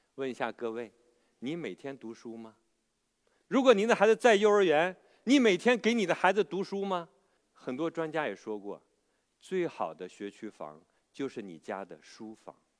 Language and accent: Chinese; China; 那我们中国人学英语呢，真的是很苦恼